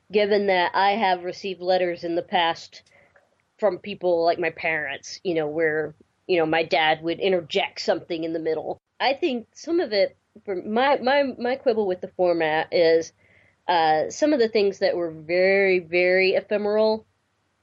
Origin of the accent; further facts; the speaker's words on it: the South, United States; growing up in the South like I did